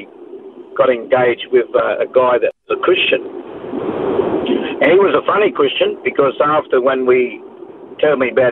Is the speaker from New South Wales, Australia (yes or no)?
yes; Sydney, New South Wales, Australia; also born or lived in Taree / Kempsey; now in Gold Coast, Australia; I was born in Parramatta in New South Wales, Sydney. And most of my quarter life was actually raised up in that area in Mascot, in Botany Bay there.